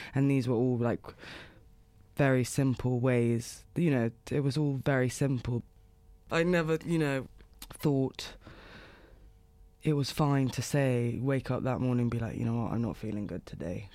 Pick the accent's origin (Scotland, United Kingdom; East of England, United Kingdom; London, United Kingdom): London, United Kingdom; moved away as an adult; also born or lived in Los Angeles, United States; now in New York, United States; Born and raised in London, in West London, and, I mean, up until probably two years ago, I've just always lived there